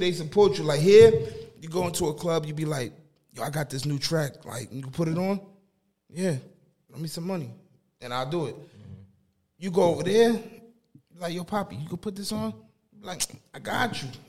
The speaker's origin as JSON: {"language": "English", "town": "Newark", "region": "New Jersey", "country": "United States", "tie": "born or raised there", "also_born_or_lived": "Boston, Massachusetts", "said": "I moved down to Jersey when I was about what three"}